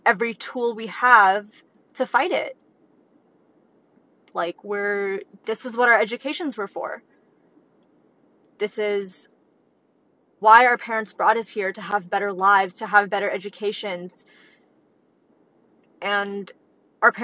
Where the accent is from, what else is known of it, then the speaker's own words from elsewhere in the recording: United States; as American kids